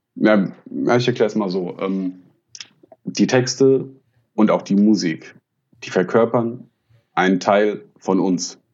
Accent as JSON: {"language": "German", "area": "Frankfurt area", "region": "Hesse", "country": "Germany", "tie": "born or raised there", "said": "ich komme ja gebürtig aus dem Frankfurter Raum"}